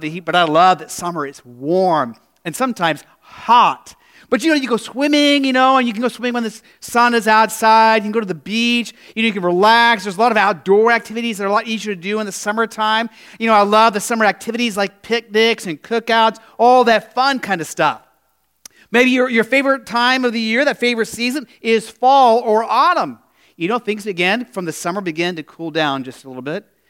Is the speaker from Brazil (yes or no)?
no; Phoenix, Arizona, United States; now in Midwest, United States; in the desert where I grew up in Phoenix